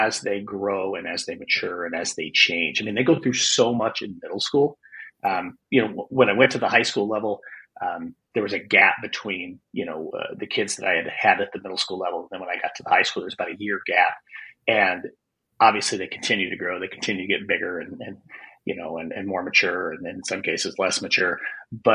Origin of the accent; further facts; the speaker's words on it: Wyoming, United States; moved away as an adult; also born or lived in Arizona; I lived in Wyoming. I grew up in Wyoming